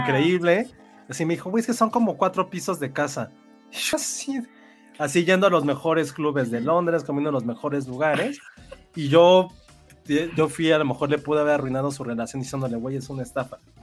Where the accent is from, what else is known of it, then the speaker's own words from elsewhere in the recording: Mexico City, Mexico; siento que soy muy chilango